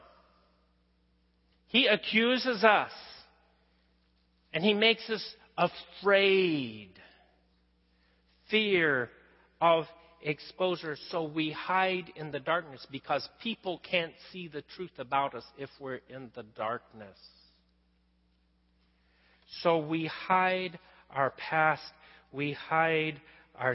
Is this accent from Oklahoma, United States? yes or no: yes; western Oklahoma, United States; moved away; You guys know I grew up in Oklahoma, out in western Oklahoma, out where on the high plains, the prairie, everything's flat